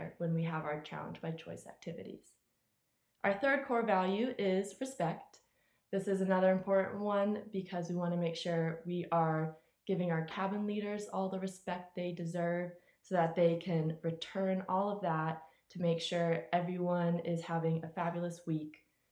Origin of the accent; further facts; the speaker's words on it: Tampa, Florida, United States; I'm from Tampa, Florida